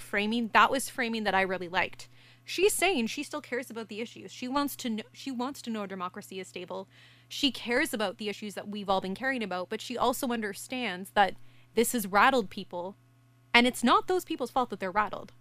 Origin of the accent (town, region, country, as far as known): Canada